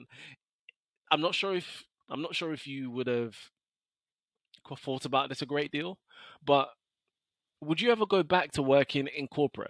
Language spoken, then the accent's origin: English; London, United Kingdom; I have an incredible academic track record, scholarships, but I'm still from South London.